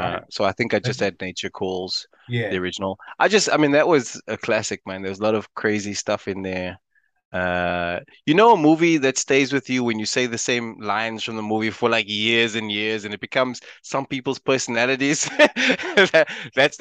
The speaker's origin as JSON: {"language": "English", "country": "South Africa", "moved": "yes", "lives_now": "United Kingdom", "said": "I'm South African"}